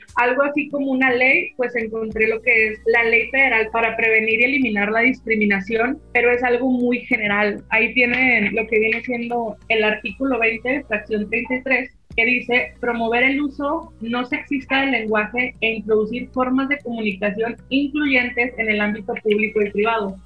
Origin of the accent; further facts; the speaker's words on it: Mexico; acá en México